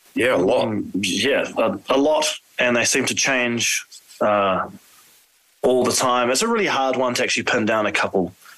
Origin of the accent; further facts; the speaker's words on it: New Zealand; we're from New Zealand, and Maori is the, you know, the, the, the indigenous uh, culture of, of New Zealand. Um, three of us, including myself, are Maori